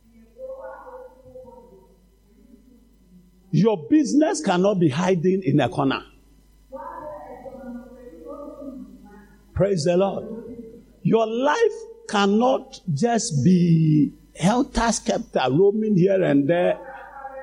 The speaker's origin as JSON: {"language": "English", "country": "Ghana", "said": "as a Ghanaian or as a black man"}